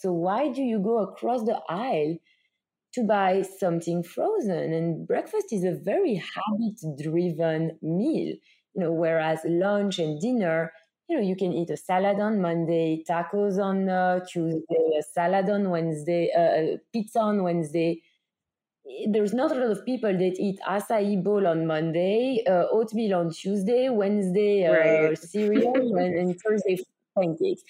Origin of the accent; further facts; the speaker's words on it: Belgium; moved away; you hear it from my accent, I'm from Belgium.